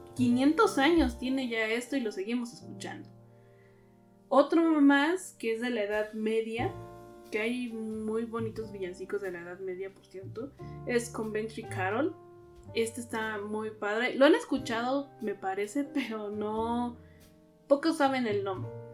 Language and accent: Spanish; Mexico; nosotros como mexicanos